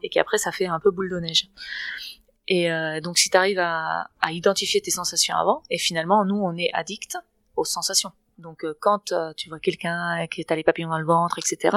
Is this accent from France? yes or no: no; Barcelona, Catalonia, Spain; French is a second language; moved away; also born or lived in Berkeley; je suis de Barcelone